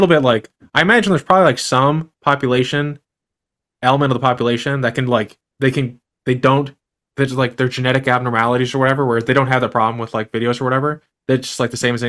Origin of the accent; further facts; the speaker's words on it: United States; I'm an American